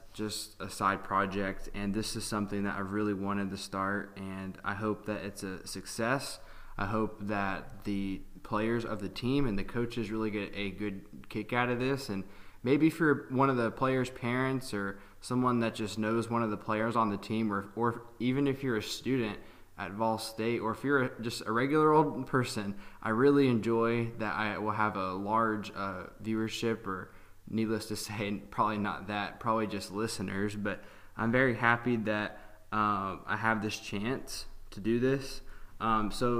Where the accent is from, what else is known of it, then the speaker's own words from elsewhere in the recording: Hendersonville, Tennessee, United States; I'm from Hendersonville, Tennessee